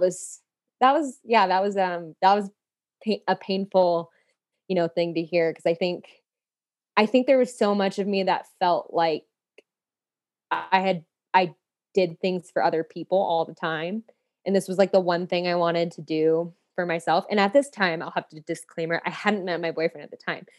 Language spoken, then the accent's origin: English; Phoenix, Arizona, United States; I'm from Phoenix, Arizona. I'm a city girl